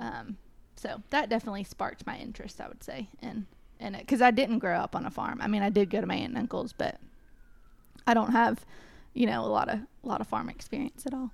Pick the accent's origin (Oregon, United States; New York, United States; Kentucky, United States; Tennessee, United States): Tennessee, United States; Cookeville; also born or lived in Knoxville, Tennessee; I am originally from Cookville, Tennessee